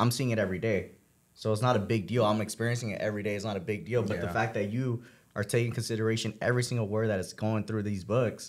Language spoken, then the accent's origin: English; Downey, California, United States; I'm coming from, this is the first time I really say it, but I'm coming from Downey.